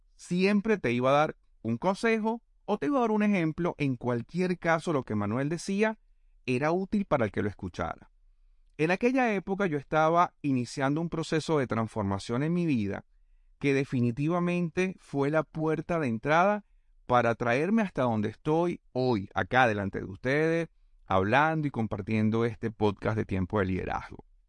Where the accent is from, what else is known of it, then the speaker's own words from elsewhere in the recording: Venezuela; moved away as an adult; also born or lived in Panama; now in Argentina; en mi país, en Venezuela.